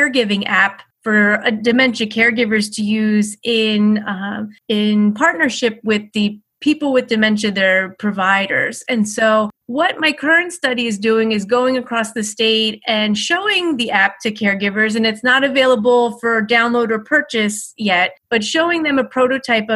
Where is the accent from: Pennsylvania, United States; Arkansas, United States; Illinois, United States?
Pennsylvania, United States; Philadelphia; moved away as an adult; also born or lived in Miami; now in Birmingham, United States; I grew up in Philadelphia. I moved to Miami as an adult, and now I live in Birmingham